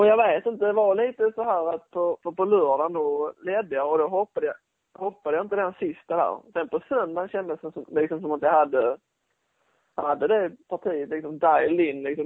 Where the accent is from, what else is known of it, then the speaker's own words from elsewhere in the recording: Sweden; som svensk